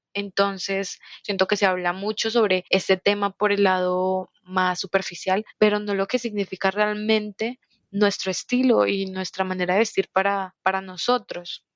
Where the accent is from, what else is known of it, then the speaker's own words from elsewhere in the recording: Colombia; Soy de Colombia y tengo 22 años